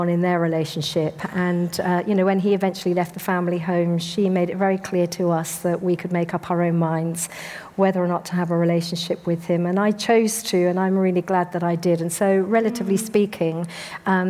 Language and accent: English; Devon, South West England, United Kingdom; in terms of my early childhood, I grew up in Devon